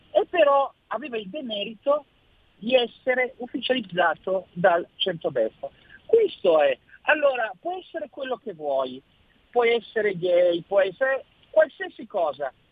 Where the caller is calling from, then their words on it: Milan, Lombardy, Italy; ciao Sammy, sono …, sono da Milano.